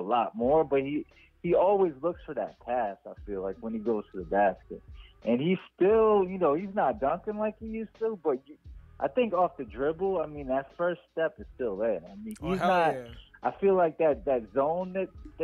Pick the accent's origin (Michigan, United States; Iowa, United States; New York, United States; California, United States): New York, United States; Long Island; now in South Florida, United States; I grew up in Strong Island